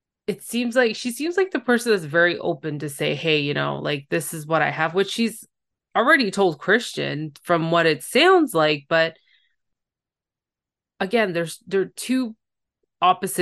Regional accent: Canada; I'm a Canadian, I can't pronounce some of these states

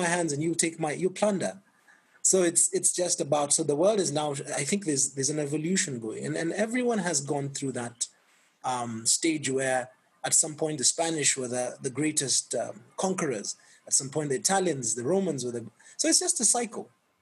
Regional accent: Kenya; also born or lived in France

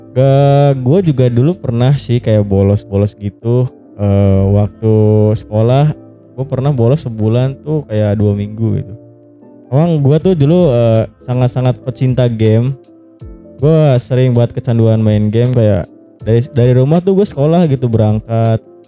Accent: Java, Indonesia; accent: Ngapak; gua kan Jawa gitu kan, aku koe

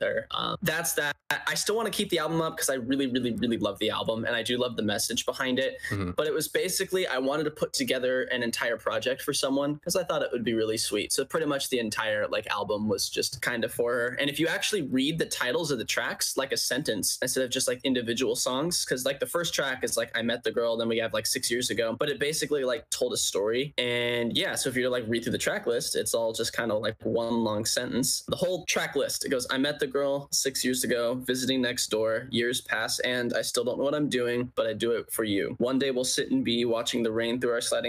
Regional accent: West Sacramento, California, United States; I'm from West Sacramento.

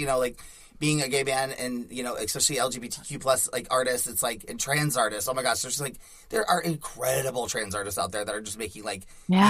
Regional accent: Nashville, Tennessee, United States; moved away; I'm from the South, so I'm from Nashville originally

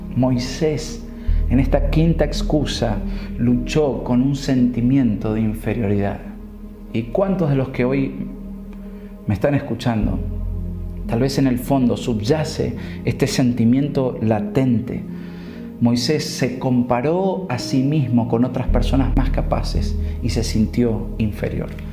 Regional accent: Argentina; como decimos nosotros aquí en Argentina

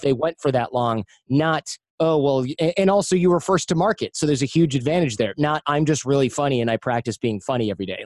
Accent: United States; I'm American

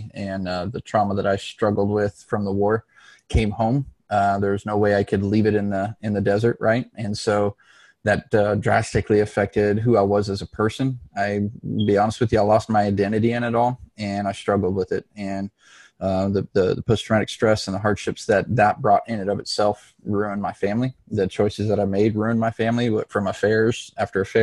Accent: Dallas, Texas, United States; moved away; also born or lived in Los Angeles, California / Mesa, Arizona / Phoenix, Arizona; we relocated to the Dallas, Texas area. And that's kind of more or less where I grew up through high school

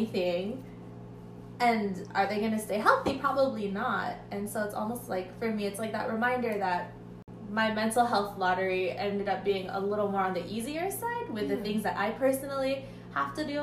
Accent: Glendale, California, United States; we all went to the same little Christian private school in Glendale

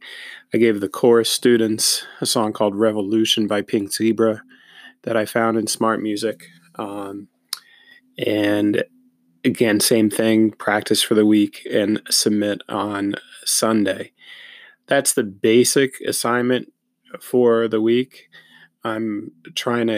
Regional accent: Newtown, Connecticut, United States; my hometown of Newtown, Connecticut

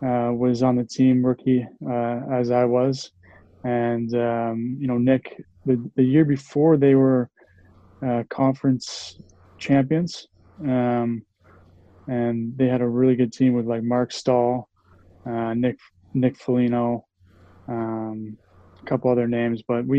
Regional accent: Windsor, Ontario, Canada; moved away; growing up in Windsor was great

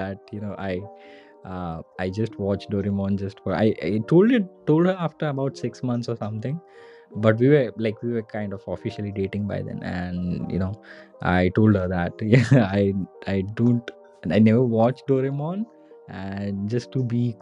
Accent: India; as an Indian kid

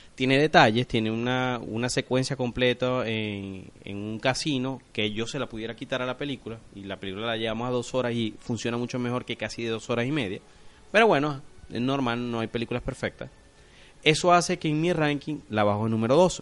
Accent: Venezuela; como decimos aquí en Venezuela

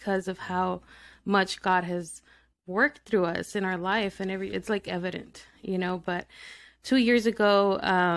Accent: El Paso, Texas, United States; also born or lived in Mexico; So I'm from Texas. I was born in El Paso, Texas.

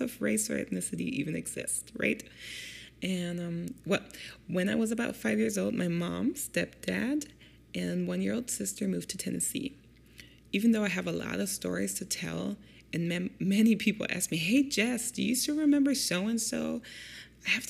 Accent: Germany; now in Detroit, United States; I grew up in Germany with my German single mom

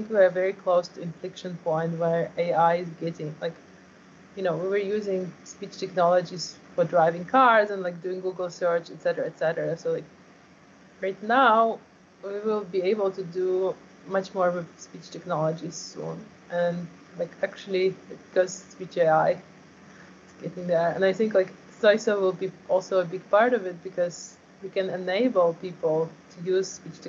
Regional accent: Ukraine; born there; So, right, I was born in Ukraine. So right now Russia invaded Ukraine and there is active war going on.

